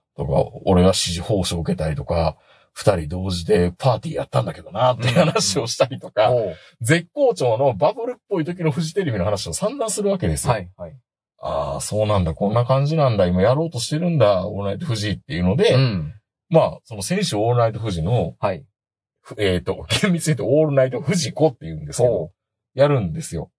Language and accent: Japanese; Kansai, Japan; 僕は関西の人